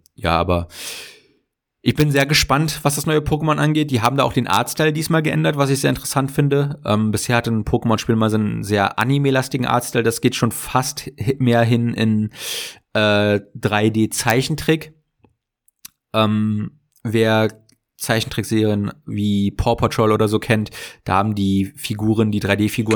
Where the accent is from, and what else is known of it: Germany